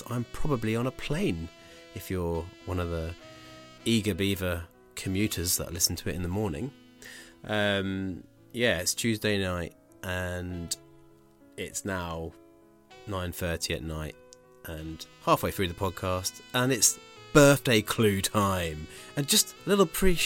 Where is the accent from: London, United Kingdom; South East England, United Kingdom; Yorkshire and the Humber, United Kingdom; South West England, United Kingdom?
South East England, United Kingdom; Bracknell; moved away; I'm from Bracknell.